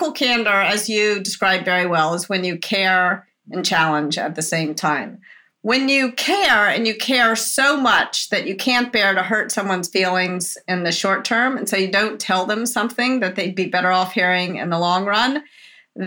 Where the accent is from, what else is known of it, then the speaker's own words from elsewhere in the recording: the South, United States; I was brought up in the South as a woman, or as a girl, I guess, when I was a child